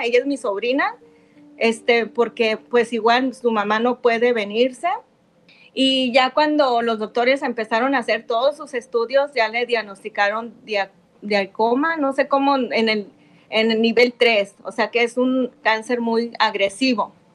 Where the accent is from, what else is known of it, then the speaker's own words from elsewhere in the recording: Ocotlán, Jalisco, Mexico; Nosotros somos de Ocotlán también.